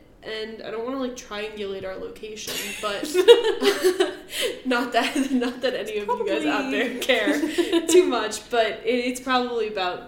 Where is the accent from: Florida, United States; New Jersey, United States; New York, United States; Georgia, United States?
New Jersey, United States; I'm from North Jersey